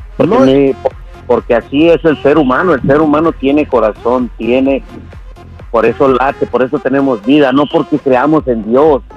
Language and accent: Spanish; Mexico; Soy mexicano